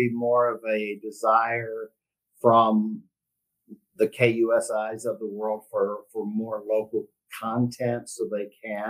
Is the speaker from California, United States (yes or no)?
no; Texas, United States; moved away as an adult; now in San Diego, United States; I grew up in Texas